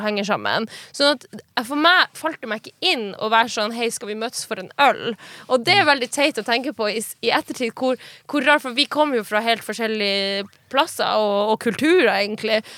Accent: Finnmark, Norway; moved away as an adult; also born or lived in Kautokeino / Tana; der jeg kommer fra, i Finnmark og de småbygdene i Finnmark

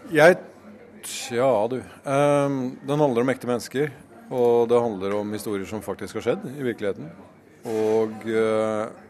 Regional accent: Halden, Østfold, Norway; moved away; mennesker som jeg har vokst opp med i Halden

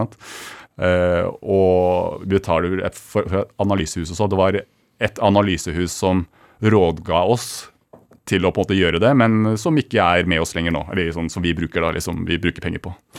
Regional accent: Kongsvinger, Innlandet, Norway; Født og oppvokst på Kongsvinger

